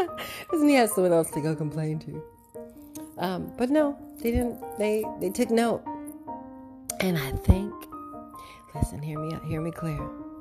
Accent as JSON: {"language": "English", "country": "Canada", "said": "I have been snubbed for long enough by this American organization, and I'm from Canada"}